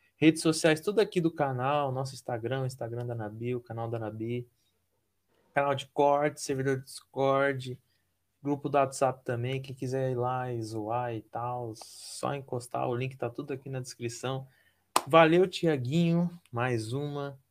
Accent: Paraná, Brazil; sou do Paraná

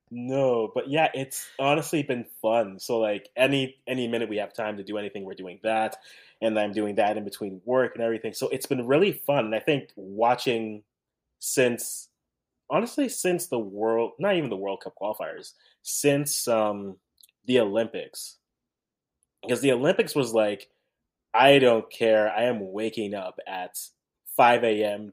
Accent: Canada; I'm the Canadian

